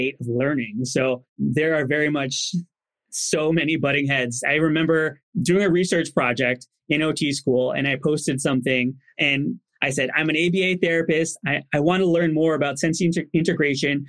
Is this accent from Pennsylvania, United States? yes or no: no; New Jersey, United States; I grew up in New Jersey